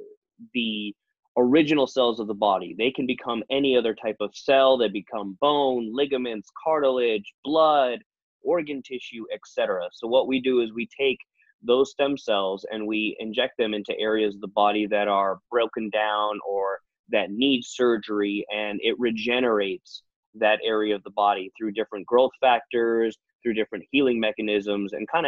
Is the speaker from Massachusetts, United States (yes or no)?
no; Northern California, United States; moved away as an adult; also born or lived in England; now in Las Vegas, United States; I was born and raised in Northern California